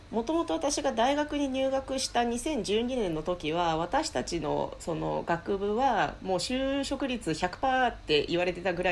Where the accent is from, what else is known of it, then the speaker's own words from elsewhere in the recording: Finland; moved away as an adult; now in Japan; 母が日本人で父がフィンランド人です生まれ育ったのはフィンランドで、うん、日本には小学1年から4年の時